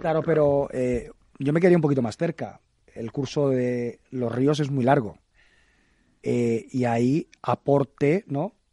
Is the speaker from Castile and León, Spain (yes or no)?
no; El Prat de Llobregat, Catalonia, Spain; a mi pueblo, al Prat